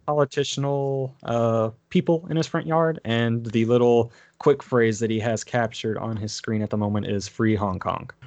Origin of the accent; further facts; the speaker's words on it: Nashville, Tennessee, United States; accent: Southern; we're all from the South. We're all from Nashville